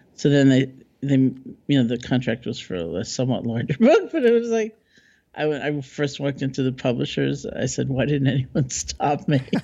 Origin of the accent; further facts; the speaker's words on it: New York, United States; I'm a New Yorker